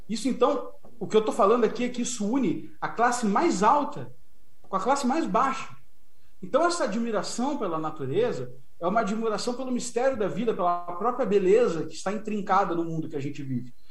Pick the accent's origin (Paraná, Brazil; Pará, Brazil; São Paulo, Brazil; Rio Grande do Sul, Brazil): Rio Grande do Sul, Brazil; Porto Alegre; Nós somos de Porto Alegre, naturais de Porto Alegre